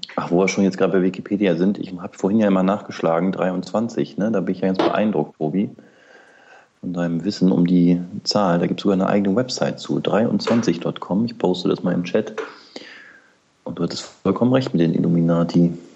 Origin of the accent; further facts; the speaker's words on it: near the Harz, Lower Saxony, Germany; Ich komme ja aus Niedersachsen, aus der Nähe des Harzes